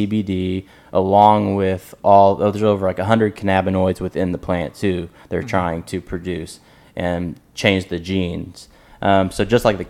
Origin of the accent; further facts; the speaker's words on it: Oklahoma, United States; I'm from Oklahoma.